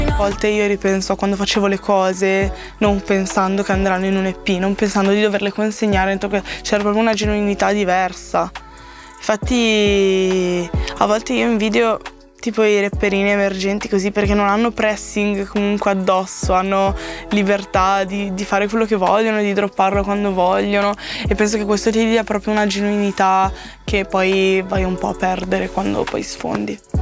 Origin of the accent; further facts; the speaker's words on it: La Spezia, Liguria, Italy; now in Milan, Italy; a casa mia, a Spezia